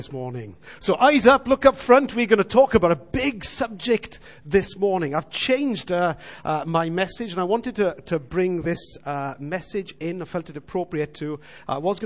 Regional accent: Wales, United Kingdom; We all as Welsh people know what hiraeth is.

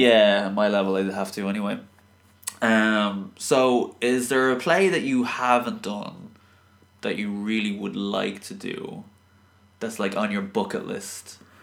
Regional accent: Dublin, Leinster, Ireland; I'm from Dublin

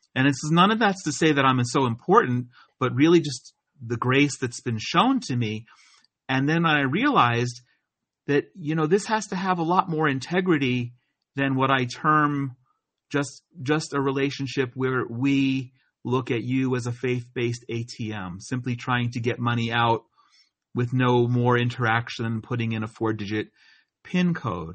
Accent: New Jersey, United States; moved away as an adult; also born or lived in Atlanta, Georgia; now in Israel; I was a kid growing up in New Jersey

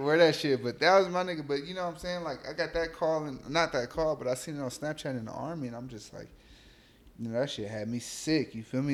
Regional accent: Los Angeles, California, United States; also born or lived in Long Beach / Inglewood / Compton / Gardena; I'm from South Central LA.

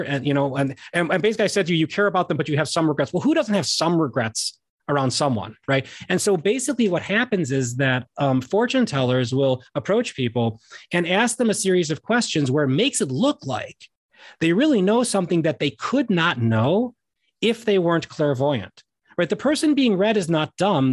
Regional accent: Chicago, Illinois, United States; I'm from Chicago

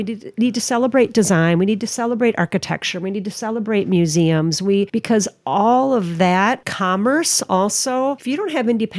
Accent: Minnesota, United States; And I'm from Minnesota.

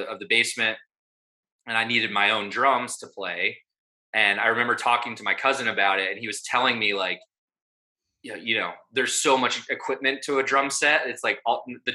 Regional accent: Vermillion, South Dakota, United States; There's a university in my hometown, the University of South Dakota.

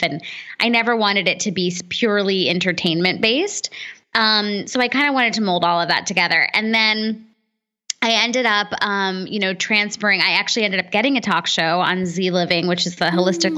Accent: United States; as an American kid, I was first generation American

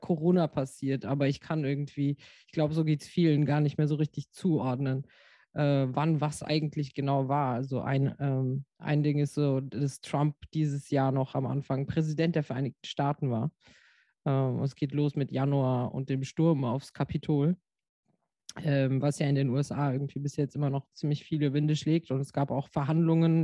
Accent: Frankfurt, Hesse, Germany; now in Rheinhessen, Germany; ich bin Frankfurterin, deswegen sage ich immer, dass ich aus Frankfurt noch immer noch aus Frankfurt komme.

